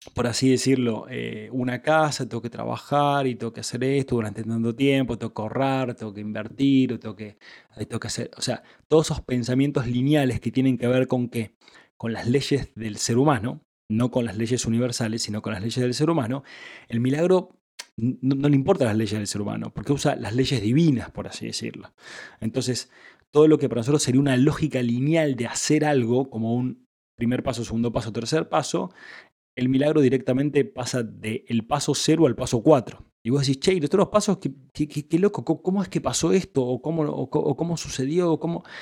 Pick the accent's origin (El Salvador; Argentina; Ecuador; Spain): Argentina; yo soy argentino